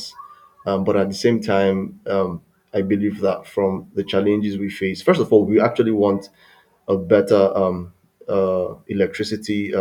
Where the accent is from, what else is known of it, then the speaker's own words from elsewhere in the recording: Nigeria; growing up in Nigeria was fun for me because I grew up in the early 90s